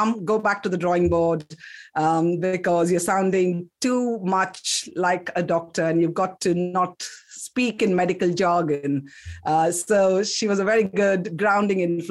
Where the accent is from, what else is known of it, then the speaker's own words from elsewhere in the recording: Kolkata, West Bengal, India; also born or lived in South India; now in United Kingdom; I'm actually from South India, but I grew up in Calcutta